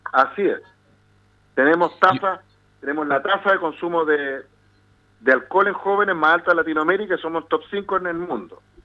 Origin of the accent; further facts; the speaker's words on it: Chile; los adolescentes chilenos somos